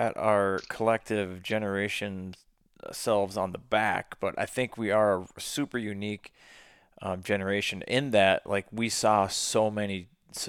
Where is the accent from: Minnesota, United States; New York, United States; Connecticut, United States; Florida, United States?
Minnesota, United States; I'm actually from Minnesota